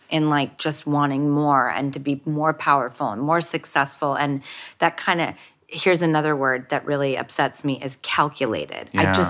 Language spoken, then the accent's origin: English; Hollywood, California, United States; when I grew up in Hollywood and in industry, really I only had Steven Spielberg to look to for a moral compass.